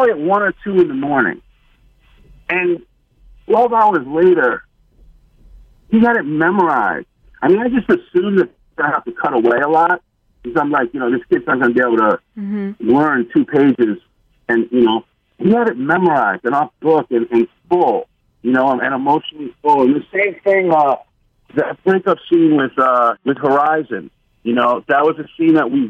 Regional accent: New York, United States; I grew up on the Upper West Side, but all my days and early evenings were school was up in Harlem

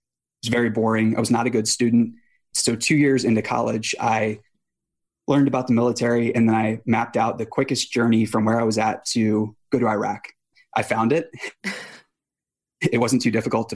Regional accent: Boonsboro, Maryland, United States; I grew up in a small town in Western Maryland called Boonesboro

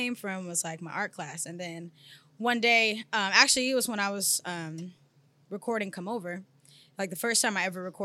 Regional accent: Sacramento, California, United States; I'm from Sacramento, California. That's where I originate

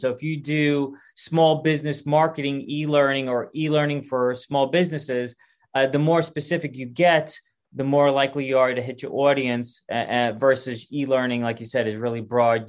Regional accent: New York, United States; moved away; I'm originally from New York

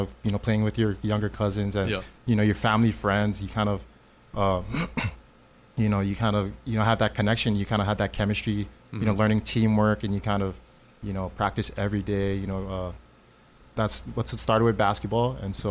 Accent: Honolulu, Hawaii, United States; also born or lived in Palolo, Honolulu; So we grew up in Makiki Park. Mm-hmm. So right next to Punahou, actually, on Metcalf Street.

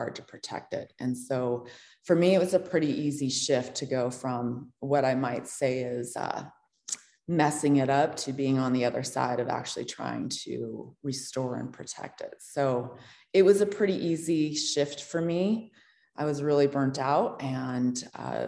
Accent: Montana, United States; I grew up in Montana, and I went to Montana State University

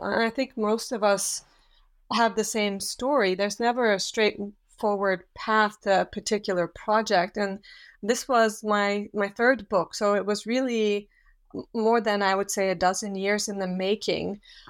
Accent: Switzerland; also born or lived in Australia / Yugoslavia; I also had lived in Australia and in Yugoslavia, but I hadn't, and I am from Switzerland, so I hadn't had any languages or experience within the Islamic world.

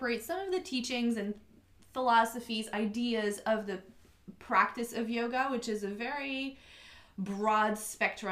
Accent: Montreal, Quebec, Canada; accent: French Canadian; also born or lived in Germany; now in Ocean City, United States; I am originally from Montreal, Canada. So if you hear the slight little bit of an accent, I am French Canadian

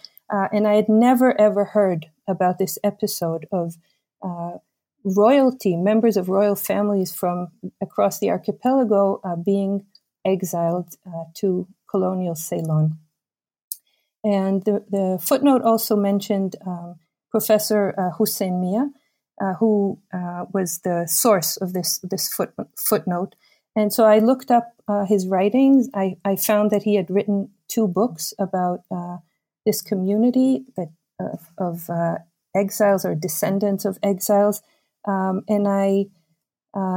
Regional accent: Israel; also born or lived in United States; I was born in the United States, but I grew up in Israel for the most part

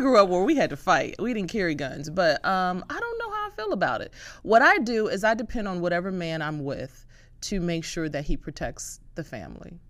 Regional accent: Detroit, Michigan, United States; I'm from Detroit.

